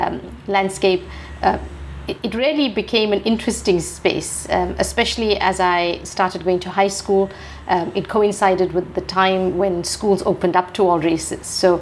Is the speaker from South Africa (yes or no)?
yes; South Africa; So when I grew up, I'm a Gen X. So, you know, growing up in the 80s and 90s, apartheid was still, very prominent.